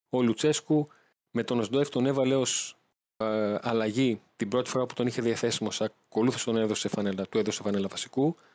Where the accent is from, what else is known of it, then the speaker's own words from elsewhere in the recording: Greece; Του λέω: Γεια σα, είμαι δημοσιογράφο από Ελλάδα.